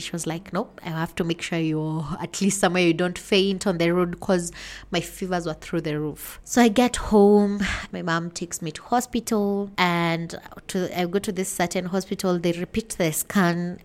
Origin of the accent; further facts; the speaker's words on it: Limuru, Kiambu County, Kenya; I'm from Limuru, Kenya.